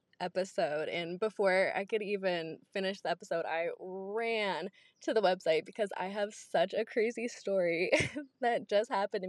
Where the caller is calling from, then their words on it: Georgia, United States; I'm calling from Georgia